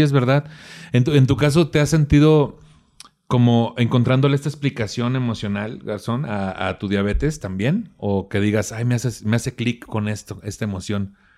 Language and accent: Spanish; Mexico; nuestras familias que somos mexicanos